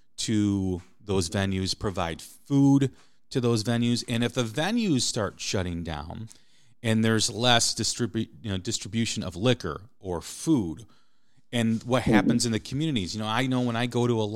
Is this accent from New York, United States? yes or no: no; Des Plaines, Illinois, United States; the hometown that I grew up in, I grew up outside of Chicago in Des Plaines, Illinois